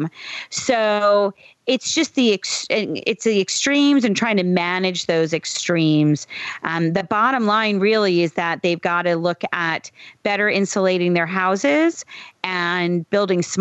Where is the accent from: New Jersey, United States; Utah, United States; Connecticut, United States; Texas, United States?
Connecticut, United States; Southern; I grew up in Southern Connecticut